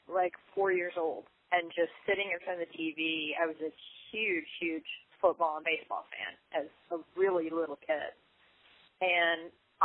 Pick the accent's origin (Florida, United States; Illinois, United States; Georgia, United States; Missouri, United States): Missouri, United States; I'm from Missouri. I grew up there